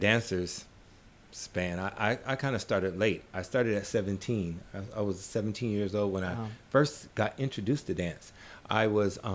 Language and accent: English; Omaha, Nebraska, United States; moved away as an adult; also born or lived in New Orleans, Louisiana / Chicago, Illinois; now in New York, United States; I grew up in Omaha, Nebraska.